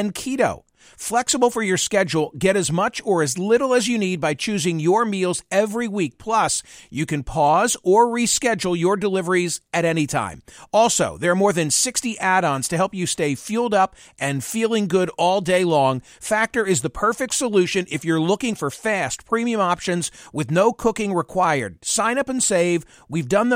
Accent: Doylestown, Pennsylvania, United States; the town in which I was born and raised

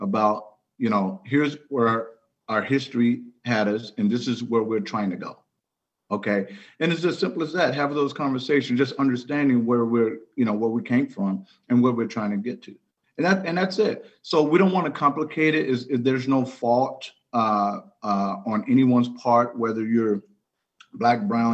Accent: Chicago, Illinois, United States; I'm from Chicago

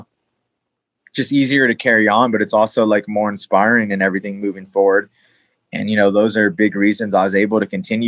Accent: New Mexico, United States; moved away; we're all from New Mexico

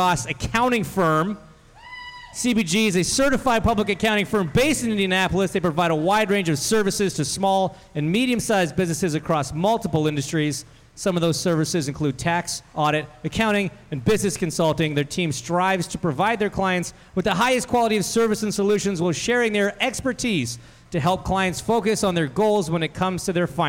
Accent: Canada; I'm from Canada

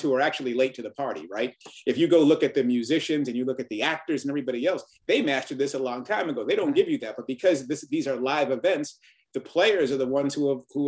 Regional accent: Boston, Massachusetts, United States; growing up in Boston and reading the busing story, you know, I was part of that desegregation story when I was a little kid

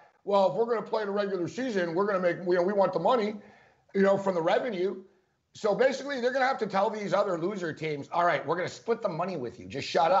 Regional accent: Montreal, Quebec, Canada; moved away; you know I'm from Montreal originally

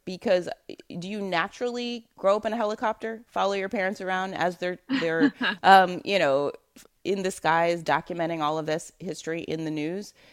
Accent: New York City, New York, United States; I'm from Brooklyn.

